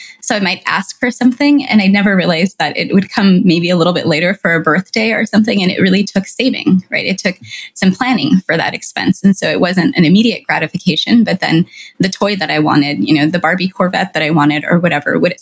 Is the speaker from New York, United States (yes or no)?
no; California, United States; I'm Latina and I'm of Mexican descent and I grew up in California